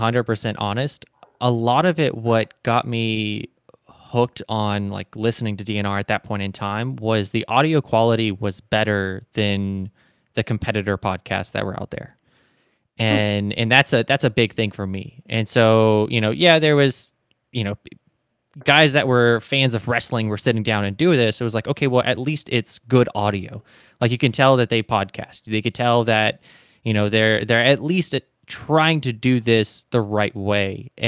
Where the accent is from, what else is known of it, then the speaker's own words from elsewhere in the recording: Deep South, United States; I was kind of born in the Deep South states, and I was raised in the Deep South states.